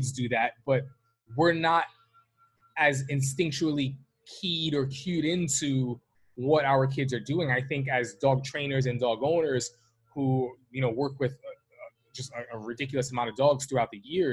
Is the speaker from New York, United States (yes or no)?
yes; New York City, New York, United States; I'm from New York City. I'm from Manhattan